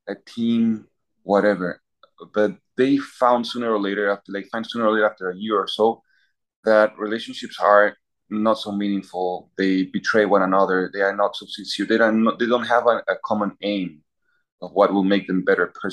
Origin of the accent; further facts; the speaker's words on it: Peru; moved away as an adult; now in Philadelphia, United States; I come from Peru. I was born in Peru and lived all my life there.